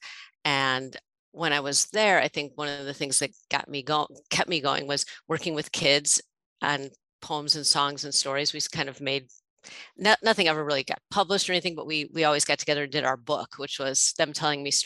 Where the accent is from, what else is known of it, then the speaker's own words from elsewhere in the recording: Chicago, Illinois, United States; now in Louisville, United States; the neighborhood where I grew up in Chicago